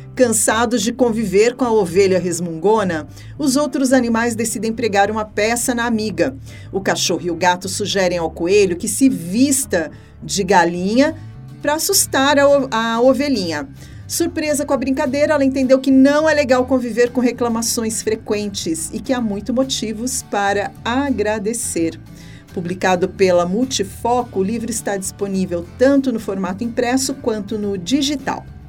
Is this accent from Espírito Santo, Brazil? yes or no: no; São José dos Campos, São Paulo, Brazil; eu nasci em São José dos Campos